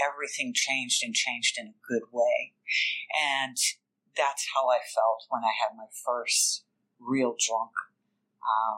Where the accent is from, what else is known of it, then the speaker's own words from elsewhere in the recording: Richmond, Virginia, United States; I'm from Richmond, Virginia